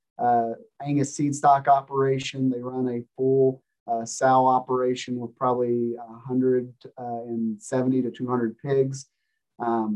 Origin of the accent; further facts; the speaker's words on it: Tollesboro, Kentucky, United States; moved away as an adult; now in Nebraska, United States; I'm originally from Lewis County, Kentucky.